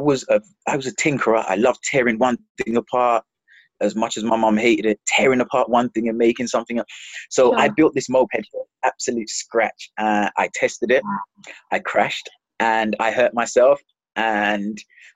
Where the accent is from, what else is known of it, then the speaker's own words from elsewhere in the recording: London, United Kingdom; also born or lived in Jamaica / Palmers Green, London; we moved to Hackney in East London